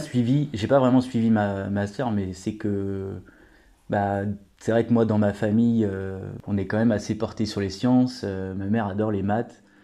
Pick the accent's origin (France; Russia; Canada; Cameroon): France; Pays de la Loire; je viens de la région des Pays de la Loire